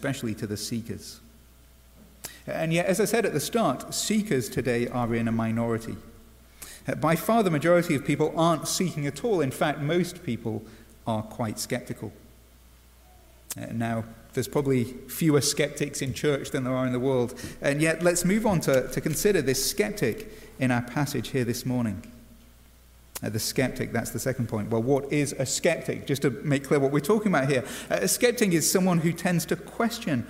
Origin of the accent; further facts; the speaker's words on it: England, United Kingdom; as an Englishman